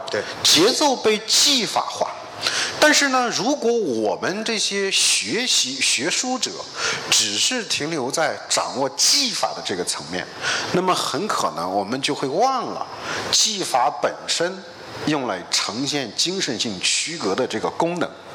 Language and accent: Chinese; China